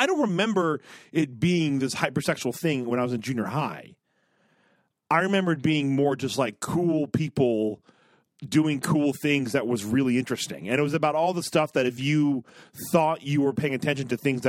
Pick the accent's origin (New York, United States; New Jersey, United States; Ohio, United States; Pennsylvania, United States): Ohio, United States; Dayton; I was from Dayton, Ohio